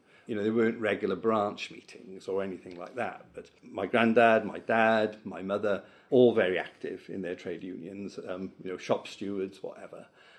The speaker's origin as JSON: {"language": "English", "area": "Vale of Glamorgan", "region": "Wales", "country": "United Kingdom", "tie": "born or raised there", "also_born_or_lived": "Cardiff / Swansea", "said": "I was born at RAF St Athan because my dad was in the RAF. And then I grew up in the Vale of Glamorgan and came to Cardiff when I started work in 1978."}